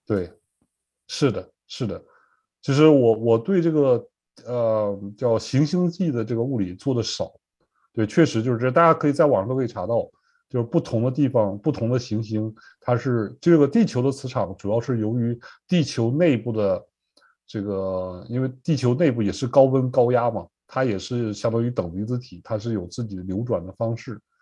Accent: Northeast China, China; moved away as an adult; now in Norfolk, United States; 我是东北长大吧，因为冬天没有什么青菜，都习惯了，吃这个白菜、萝卜

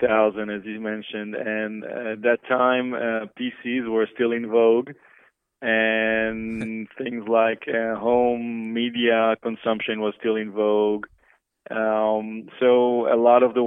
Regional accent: Israel; moved away as an adult; now in United States; I grew up in Israel to a family of two architects and came to the States early 90s

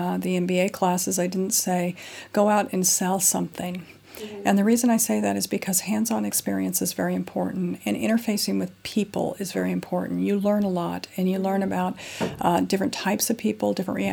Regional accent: United States; moved away as an adult; now in London, United Kingdom; I'm an American national, been in London for 15 years

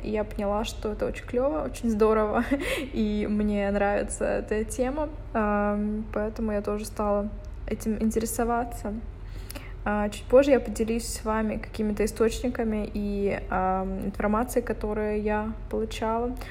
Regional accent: Dnipro, Dnipropetrovsk Oblast, Ukraine; moved away; там дома в Днепропетровске, в Днепре, где я а, откуда я родом

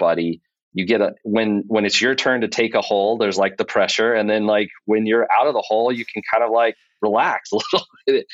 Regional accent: Texas, United States; now in Atlanta, United States; I'm originally from Texas

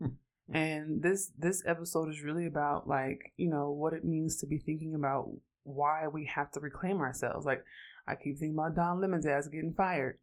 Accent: Oakland, California, United States; I'm from Oakland, California, so I grew up around cannabis

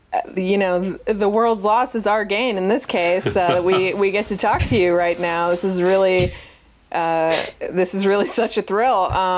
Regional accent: Massachusetts, United States; my home state of Massachusetts

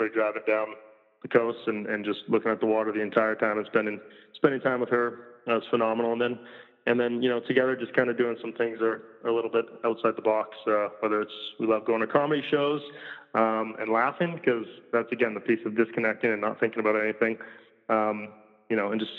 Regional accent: Maine, United States; the piece about growing up in Maine is I'm a water guy through and through.

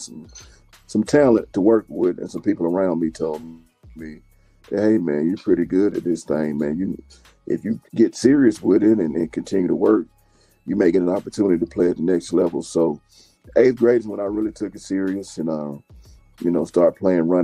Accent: Stone Mountain, Georgia, United States; moved away as an adult; also born or lived in Knoxville, Tennessee; growing up in Georgia, man, you already know I was born and bred a Georgia Bulldog

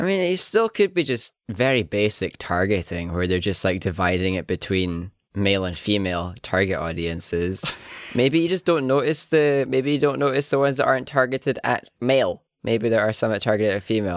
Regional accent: Highlands, Scotland, United Kingdom; accent: Highlands

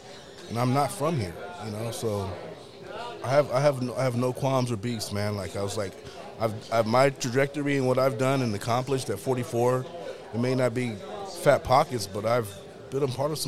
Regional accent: Riverside, California, United States; now in Kansas City, United States; in 97, … did a show in my hometown, Riverside.

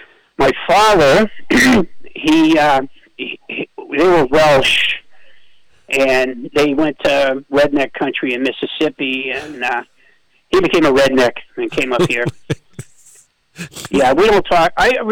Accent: Canada; I'm French Canadian because I play hockey and I played hockey and I did all that. And I'm a French Canadian.

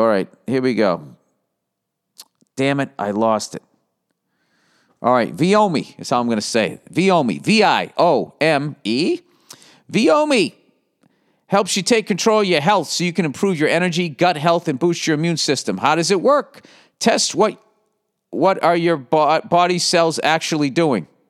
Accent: Boston, Massachusetts, United States; accent: Boston; my fucking Boston accent

